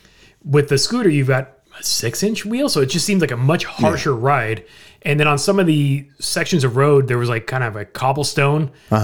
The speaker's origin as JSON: {"language": "English", "country": "United States", "said": "And so, of course, me being the American, I got no place to go."}